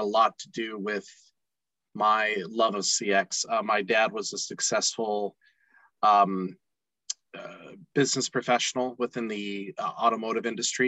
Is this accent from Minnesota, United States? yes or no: no; Nashville, Tennessee, United States; now in Salt Lake City, United States; I currently live in Salt Lake City, Utah, but I'm originally from Nashville, Tennessee